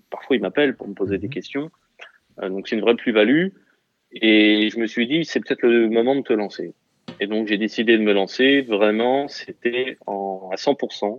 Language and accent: French; Châlons-en-Champagne, Grand Est, France; originaire d'où Champagne-Ardenne. Champagne. champagne